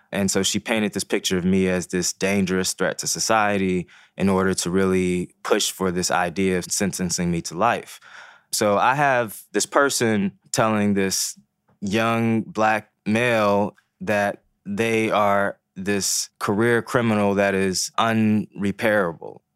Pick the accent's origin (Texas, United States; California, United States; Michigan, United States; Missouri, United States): Missouri, United States; Ferguson; first language Haitian Creole; English is a second language; moved away; also born or lived in Baltimore, Maryland; growing up in Ferguson, Missouri